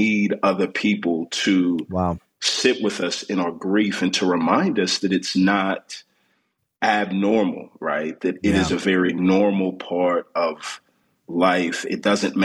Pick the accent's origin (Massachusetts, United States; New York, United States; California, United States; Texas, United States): Texas, United States; Houston; moved away as an adult; now in Atlanta, United States; born and raised in Houston, Texas, to a pair of Nigerian immigrants